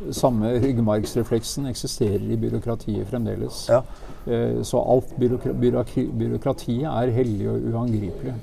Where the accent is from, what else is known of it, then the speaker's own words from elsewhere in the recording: Norway; jeg kom fra Norge